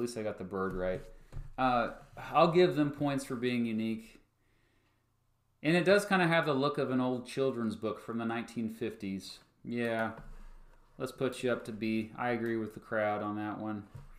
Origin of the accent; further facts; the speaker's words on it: Kansas, United States; This is my home state